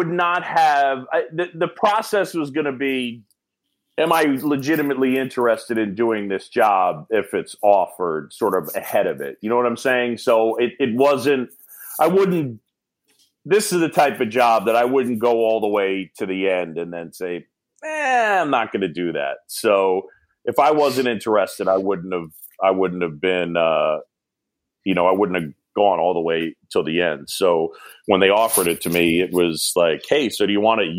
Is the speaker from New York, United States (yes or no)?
yes; New York, United States; I'm from New York.